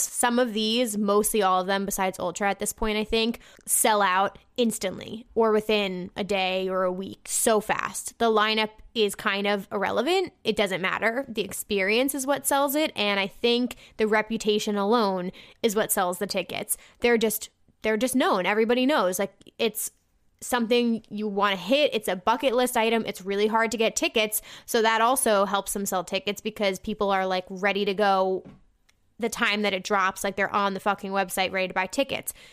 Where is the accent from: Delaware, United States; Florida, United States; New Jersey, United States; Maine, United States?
New Jersey, United States; I'm from New Jersey